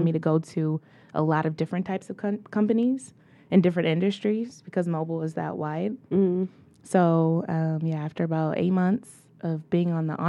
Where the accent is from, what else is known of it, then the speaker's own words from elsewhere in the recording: Detroit, Michigan, United States; growing up in Detroit, I did go to the best elementary and middle school, Bates Academy.